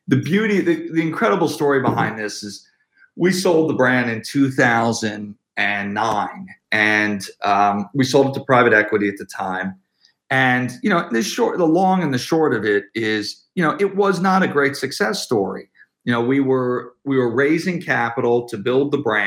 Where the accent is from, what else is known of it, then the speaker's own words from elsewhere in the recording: Philadelphia, Pennsylvania, United States; I grew up in Philadelphia.